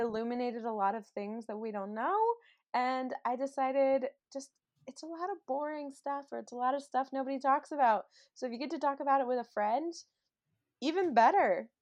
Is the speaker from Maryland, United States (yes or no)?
yes; Maryland, United States; now in Los Angeles, United States; I grew up in Maryland, and now I live in Los Angeles